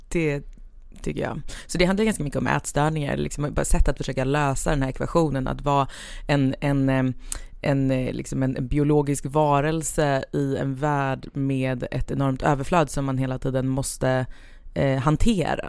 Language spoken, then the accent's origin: Swedish; Stockholm, Stockholm County, Sweden; also born or lived in Lidingö / countryside; jag är född på eh, Östermalm och hela min släkt är östermalmare